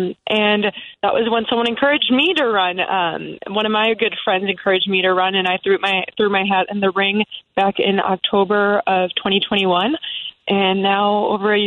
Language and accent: English; Palatine, Illinois, United States; I was born and raised in Palatine. I grew up there